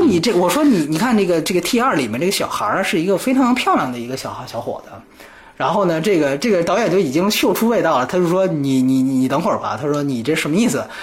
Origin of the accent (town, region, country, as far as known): China